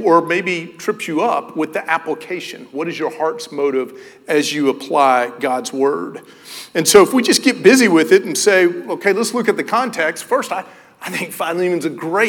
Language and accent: English; Knoxville, Tennessee, United States; I grew up in Knoxville, Tennessee.